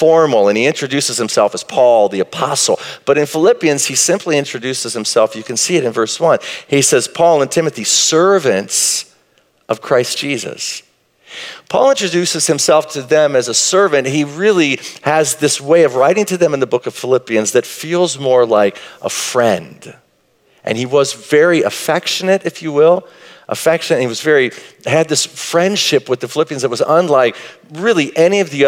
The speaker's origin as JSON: {"language": "English", "town": "Marshall", "region": "Texas", "country": "United States", "tie": "born or raised there", "said": "I grew up in Marshall, Texas"}